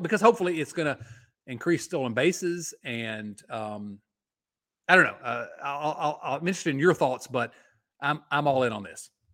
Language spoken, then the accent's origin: English; Southwest Virginia, United States; born and raised in Southwest Virginia, just across from Northeast Tennessee